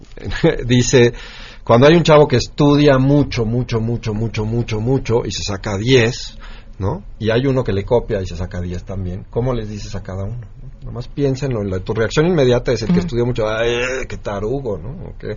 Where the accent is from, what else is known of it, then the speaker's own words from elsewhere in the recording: Mexico; nosotros como mexicanos